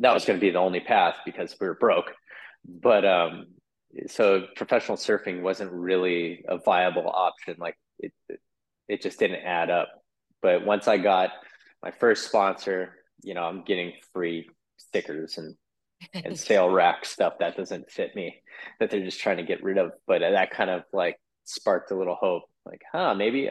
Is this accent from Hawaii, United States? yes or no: yes; Oahu, Hawaii, United States; I'm born and raised here